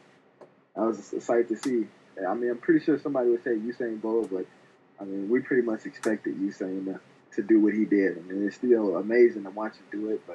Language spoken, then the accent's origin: English; Sugar Land, Texas, United States; I'm from Sugar Land